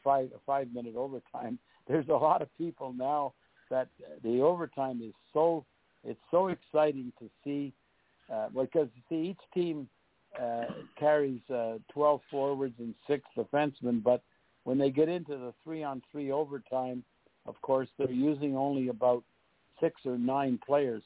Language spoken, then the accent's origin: English; Montreal, Quebec, Canada; moved away as an adult; also born or lived in St. Louis / Buffalo / Detroit; we went to Montreal, and we uh, it was my hometown